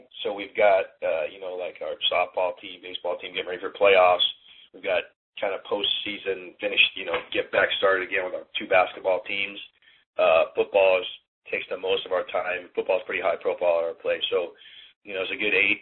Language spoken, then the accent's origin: English; Berkeley, California, United States; also born or lived in Hong Kong; I'm from Berkeley